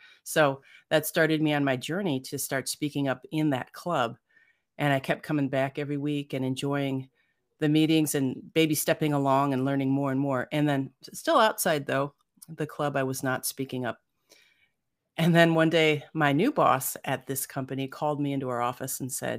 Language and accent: English; Cleveland, Ohio, United States; I grew up in Cleveland, Ohio, and then I came out to California in Silicon Valley.